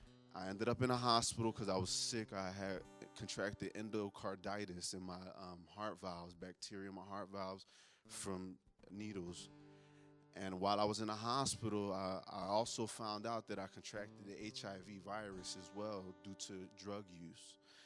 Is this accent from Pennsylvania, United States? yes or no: yes; Philadelphia, Pennsylvania, United States; I'm from North Philadelphia. I've been in Teen Challenge now for 8 months. My story starts in Philadelphia.